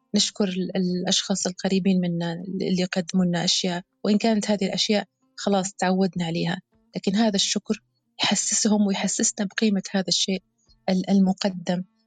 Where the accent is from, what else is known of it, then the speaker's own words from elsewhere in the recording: Algeria; بلهجة بلهجة بلادنا الجزائر الحبيبة